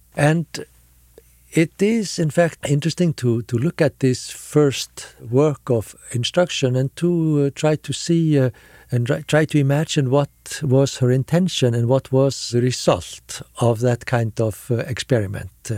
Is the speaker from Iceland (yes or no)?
yes; Reykjavik, Capital Region, Iceland; I come from Iceland. Uh, I was born and raised in, in Reykjavik